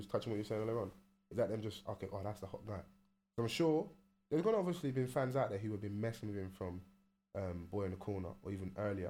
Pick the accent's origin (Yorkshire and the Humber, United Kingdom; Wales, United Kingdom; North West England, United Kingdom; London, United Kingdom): London, United Kingdom; I'm from South.